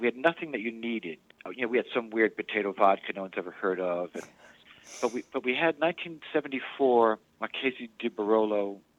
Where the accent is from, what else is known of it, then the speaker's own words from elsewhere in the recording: Rhode Island, United States; So, I grew up in Rhode Island